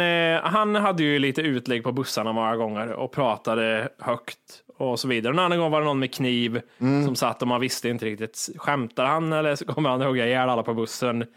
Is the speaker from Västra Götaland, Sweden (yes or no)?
no; Kristinehamn, Värmland, Sweden; moved away; also born or lived in Gothenburg; när man var liten, alltså hemma i Kristinehamn